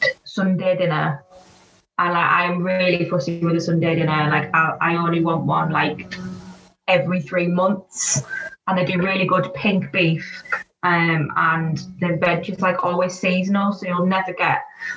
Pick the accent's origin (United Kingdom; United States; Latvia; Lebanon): United Kingdom; Redcar, North East England; where I was brought up in Redcar